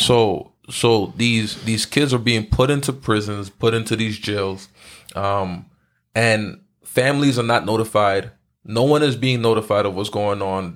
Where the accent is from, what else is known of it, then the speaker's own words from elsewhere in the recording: Haiti; I'm from Haiti